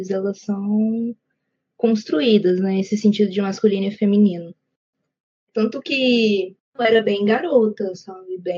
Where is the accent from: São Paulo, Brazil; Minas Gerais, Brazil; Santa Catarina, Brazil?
Minas Gerais, Brazil; Ituiutaba; also born or lived in Goiânia, Goiás; é um prazer estar aqui com vocês. Eu tenho 22 anos Nasci e cresci aqui em Tuiutaba, Minas Gerais, Pontal do Triângulo Mineiro